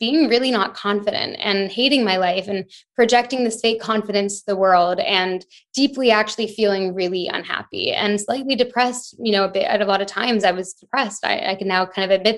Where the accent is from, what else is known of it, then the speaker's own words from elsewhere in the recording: Canada; moved away as an adult; also born or lived in London, United Kingdom; now in Bahamas; I'm Canadian, but I was in London for 5 years before I moved to the Bahamas last year with my boyfriend